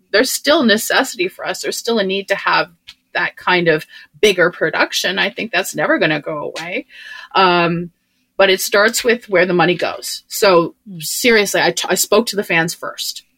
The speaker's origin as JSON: {"language": "English", "country": "Canada", "said": "I'm a Canadian"}